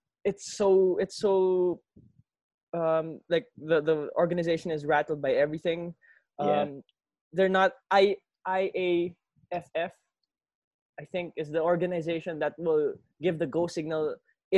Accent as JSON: {"language": "English", "area": "Laguna", "region": "Calabarzon", "country": "Philippines", "said": "I'm from Laguna"}